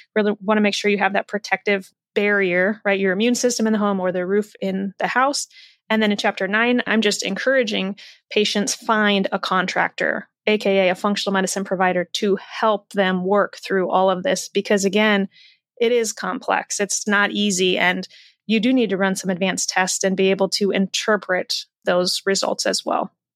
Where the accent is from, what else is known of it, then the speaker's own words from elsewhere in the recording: Iowa, United States; I was raised in the Midwest in Iowa